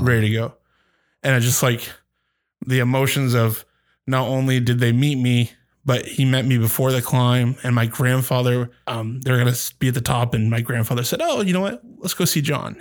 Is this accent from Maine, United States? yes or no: yes; Maine, United States; also born or lived in Portland area, Maine; to be back in my hometown